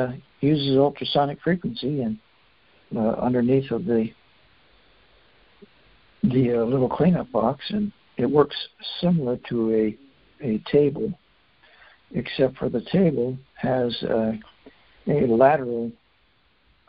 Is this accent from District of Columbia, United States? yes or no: no; Fairbanks, Alaska, United States; I grew up in Fairbanks